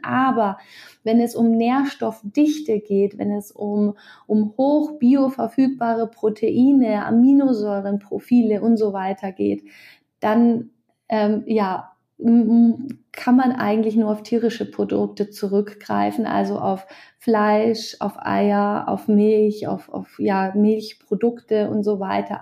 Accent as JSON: {"language": "German", "region": "Bavaria", "country": "Germany", "said": "bei uns in Bayern"}